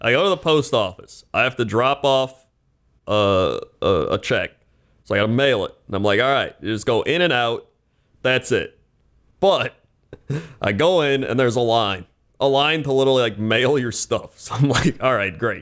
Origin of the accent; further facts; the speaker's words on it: Fond du Lac, Wisconsin, United States; Fond du Lac, Wisconsin, my hometown and home of the Big Mac guy.